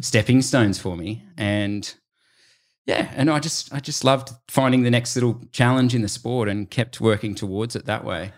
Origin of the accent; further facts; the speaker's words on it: Lord Howe Island, New South Wales, Australia; Cam Wirth and I were both sort of growing up on Lord Howe Island